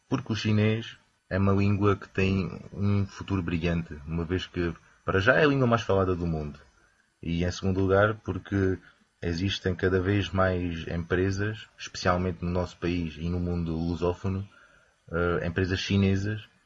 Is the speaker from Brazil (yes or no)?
no; Campo Maior, Alentejo, Portugal; now in Beijing, China; sou alentejano, mais propriamente de uma pequena terra chamada Campo Maior